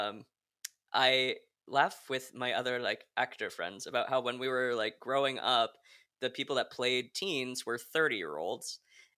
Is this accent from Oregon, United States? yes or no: yes; Hillsboro, Oregon, United States; I grew up in Hillsboro, Oregon, which is like a suburb of Portland